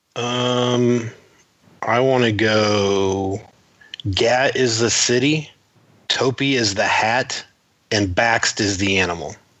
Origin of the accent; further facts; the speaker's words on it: Titusville, Florida, United States; I am from Titusville, Florida